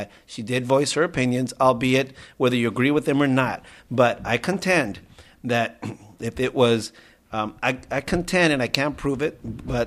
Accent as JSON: {"language": "English", "country": "United States", "tie": "born or raised there", "said": "I am American. I was born here. I'm American."}